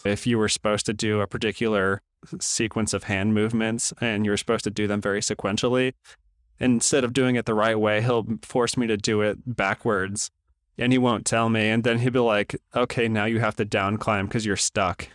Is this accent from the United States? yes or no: yes; Tulsa, Oklahoma, United States; we were crossing a main street in Tulsa back in my hometown